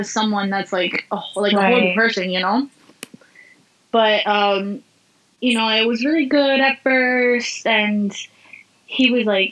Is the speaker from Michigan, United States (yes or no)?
no; Miami, Florida, United States; I'm originally from Miami, born and raised, but my mom's whole side is Cuban